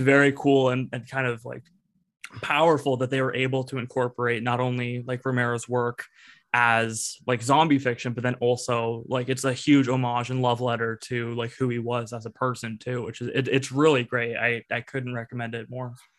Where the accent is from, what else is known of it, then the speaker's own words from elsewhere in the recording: a town near Toronto, Ontario, Canada; Evan and I are from uh, a town kind of near Toronto, like we're from Canada